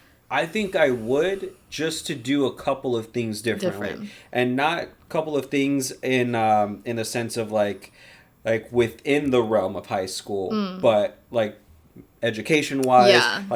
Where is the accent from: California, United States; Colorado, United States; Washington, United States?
California, United States; Pasadena; also born or lived in North Hollywood; I grew up in Pasadena. I haven't left the city in terms of, that's not true. I lived in North Hollywood for a little bit.